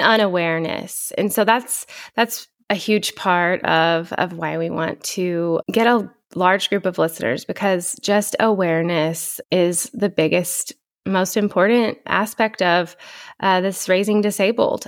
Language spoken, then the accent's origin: English; Shamrock, Texas, United States; moved away as an adult; now in Lubbock, United States; the Texas Panhandle, Shamrock, Texas. I live in Lubbock now. I moved here in two thousand six to go to college